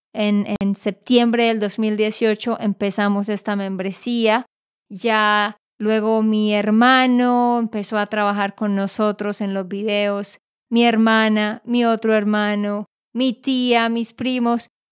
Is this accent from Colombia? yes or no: yes; Colombia; yo soy colombiana